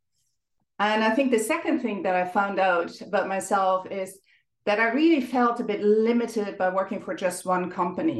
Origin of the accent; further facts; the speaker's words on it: Germany; accent: German; English is a second language; moved away as an adult; also born or lived in Ireland; now in Dublin, Ireland; you may have noticed from my accent, I'm German. but I have lived and worked in many countries over the last 20 or so years.